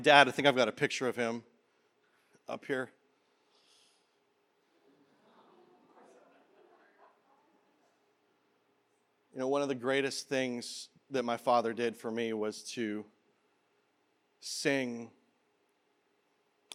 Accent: Canada; now in Peoria, United States; I was born in Canada

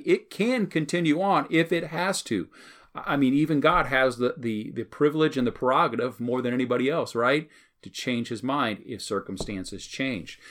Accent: United States; as American Christians

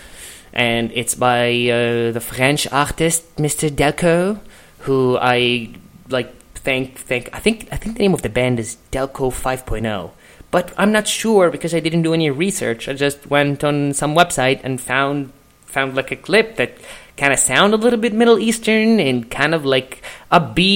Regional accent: Egypt; moved away as an adult; now in Los Angeles, United States; I'm a comedian, I'm from Egypt, which kind of explains the accent

